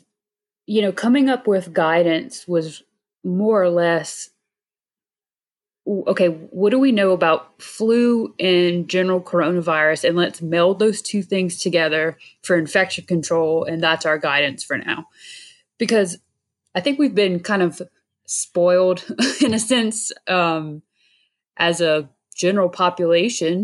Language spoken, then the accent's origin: English; Avoyelles Parish, central Louisiana, United States; one of which is my home parish, born and raised in Voiles